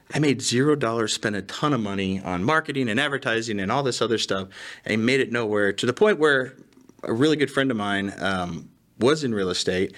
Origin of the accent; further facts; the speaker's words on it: Indiana, United States; now in Texas, United States; I'm originally from Indiana. I'm a Yankee. living in Texas